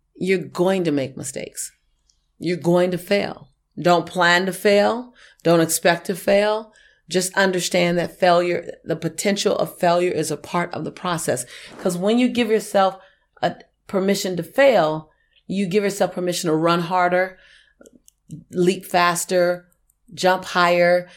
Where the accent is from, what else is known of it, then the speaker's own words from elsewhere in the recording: Los Angeles, California, United States; I was born and raised in Hollywood